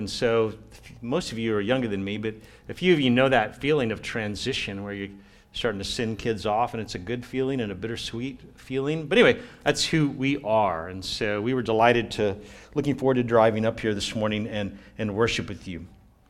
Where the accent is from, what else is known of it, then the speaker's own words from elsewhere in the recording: Brownsville, Texas, United States; I grew up in Brownsville, Homer Hanna High, 18 years old. I graduated and left, and I was gone for a long time.